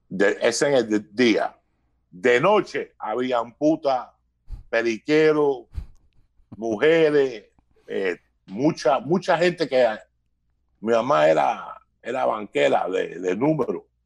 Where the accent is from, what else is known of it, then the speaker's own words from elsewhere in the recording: Cuba; first language es; moved away; yo hablé, español en la primera lengua mía, entonces aprendí inglés cuando me mudé de Cuba.